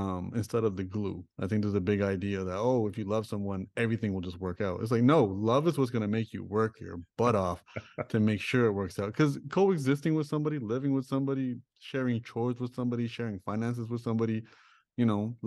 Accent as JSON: {"language": "English", "town": "Toronto", "region": "Ontario", "country": "Canada", "tie": "born or raised there", "said": "I grew up in Toronto. I grew up in Rexdale."}